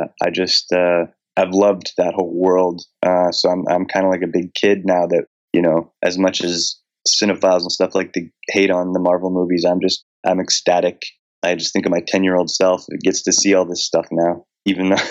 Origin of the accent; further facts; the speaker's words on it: Ontario, Canada; moved away as an adult; now in Vancouver, Canada; I grew up in Ontario, but my whole like professional career and adult life, I've been in Vancouver.